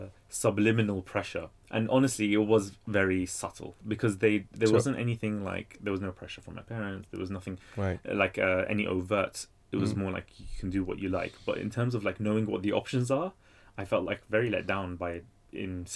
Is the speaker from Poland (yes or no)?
no; United Kingdom; first language English; also born or lived in Baghdad, Iraq; I came age of 3, grew up here